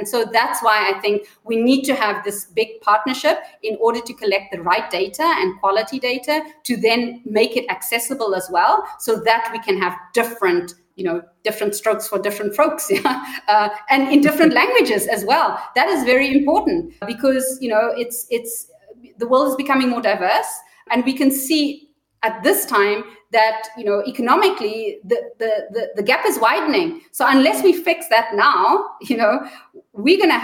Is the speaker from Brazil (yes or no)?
no; South Africa; I'm South African